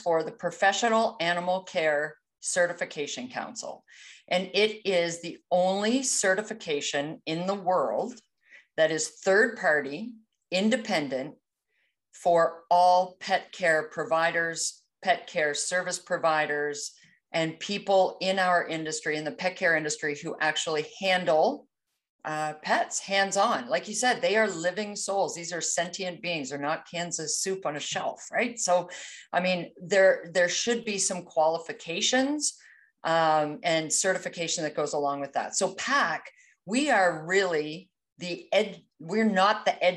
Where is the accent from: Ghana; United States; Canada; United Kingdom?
Canada; East Coast of Canada, Atlantic Canada; I'm Canadian, so you may pick up on a few idiosyncrasies as far as my language goes a little bit, but I hail from the East Coast of Canada.